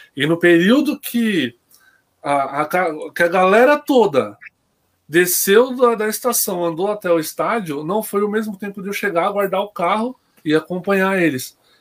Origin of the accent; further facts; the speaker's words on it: São Bernardo do Campo, São Paulo, Brazil; Eu nasci na Neumater, né, mano? Então tá escrito lá São Bernardo.